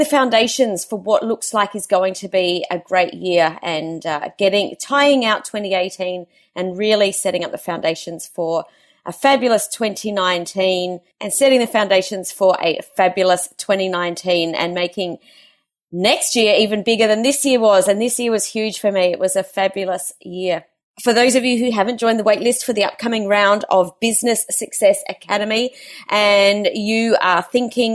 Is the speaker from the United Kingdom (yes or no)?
no; Adelaide, South Australia, Australia; moved away; I've been down in Adelaide over the weekend, which is my hometown